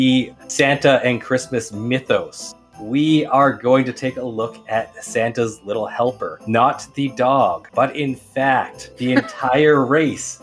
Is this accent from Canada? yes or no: yes; Canada; we're Canadian.